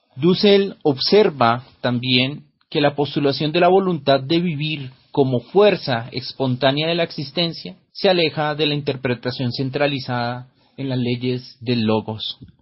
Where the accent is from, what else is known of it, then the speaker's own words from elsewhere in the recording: Colombia; Soy el filósofo colombiano